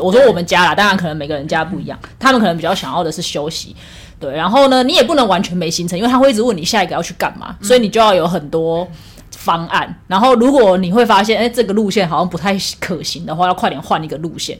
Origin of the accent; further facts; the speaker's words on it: Taiwan; first language Taiwanese Hokkien; now in Taipei, Taiwan; 因为我从小是在就是讲， 就是讲台语长大的啦，我们家的环境都是讲台语。虽然我觉得我上台北之后台语已经退步很多了